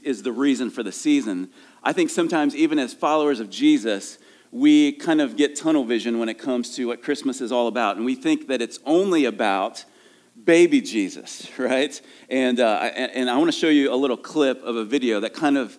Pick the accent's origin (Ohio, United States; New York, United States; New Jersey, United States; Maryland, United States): Ohio, United States; moved away; I'm from Ohio